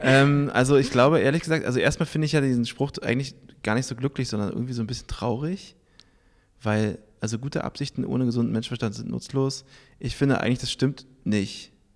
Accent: Berlin, Germany; moved away as an adult; also born or lived in New York; ich bin geboren in Berlin

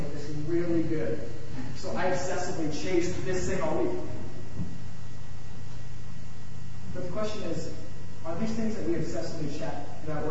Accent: Iowa, United States; now in California, United States; I'm from Iowa originally

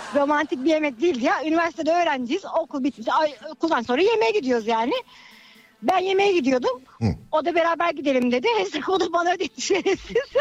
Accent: Bursa, Turkey

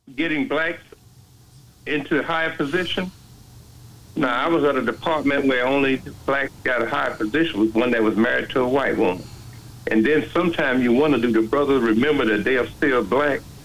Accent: New York City, New York, United States; moved away; I grew up in the New York City

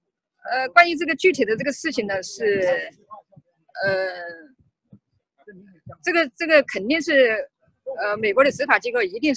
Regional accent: China; 因为作为一个中国人吧，呃，到这里来办那个护照的更新是呃很正常的、天经地义的事情

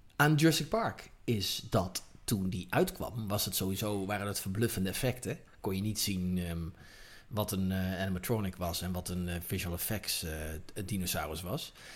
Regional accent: Netherlands; als Nederlanders

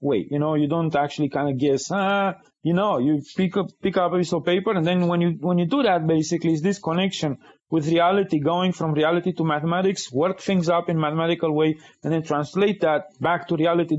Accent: Romania; moved away as an adult; now in United States; in Romania, I grew up in communism.

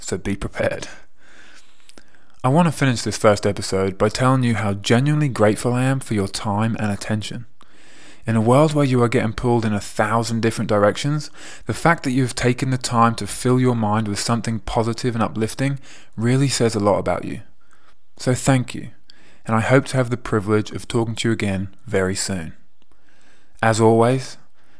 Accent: England, United Kingdom; moved away as an adult; also born or lived in America / Canada / Scotland / Australia; now in Milan, Italy; If you haven't already guessed from my accent, I am from England.

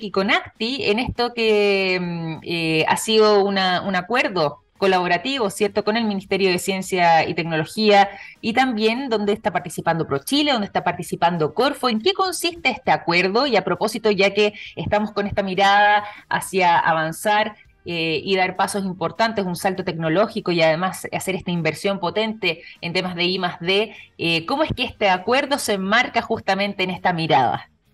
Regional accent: Chile

